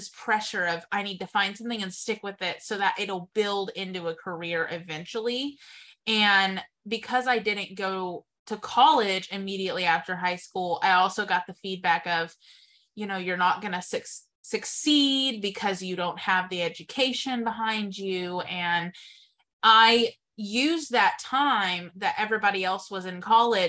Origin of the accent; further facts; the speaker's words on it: Texas, United States; moved away as an adult; also born or lived in Waco, Texas; now in Wichita, United States; I moved here from Texas, and I had only lived in Texas